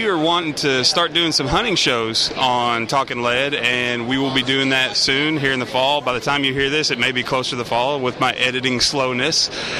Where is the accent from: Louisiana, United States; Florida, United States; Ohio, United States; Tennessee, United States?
Tennessee, United States; we're from Tennessee